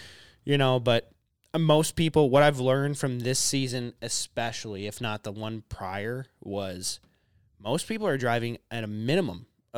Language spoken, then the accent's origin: English; Minnesota, United States; growing up in Minnesota, hunting my entire life in Minnesota